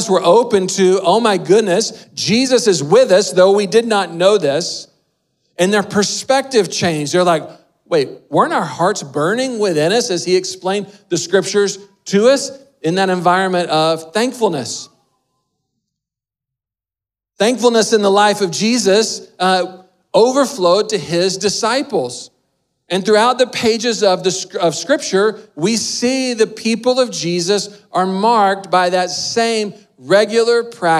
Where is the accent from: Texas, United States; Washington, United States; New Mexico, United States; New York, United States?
Texas, United States; moved away; My dad is from North Carolina. We grew up in Texas